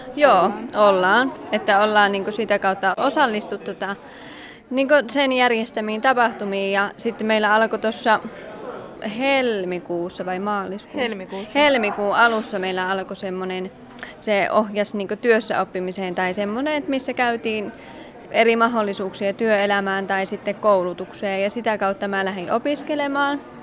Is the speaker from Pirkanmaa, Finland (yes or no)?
yes; Ylöjärvi, Pirkanmaa, Finland; now in Kajaani, Finland; Kajaanissa kanssa parisen vuotta asunut, että Ylöjärveltä kotosi.